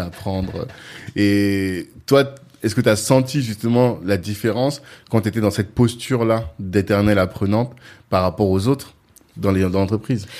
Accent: France; j'ai grandi en France

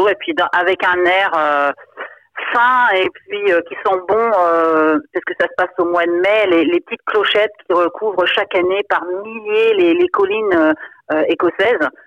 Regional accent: Brittany, France; Bon, moi, je suis bretonne. C'est vrai que nous, on a beaucoup de légendes aussi ici.

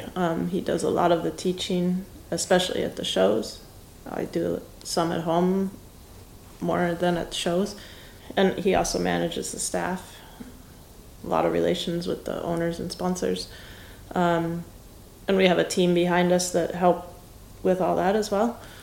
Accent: Wisconsin, United States; moved away as an adult; I grew up in Wisconsin and I basically didn't leave the Midwest

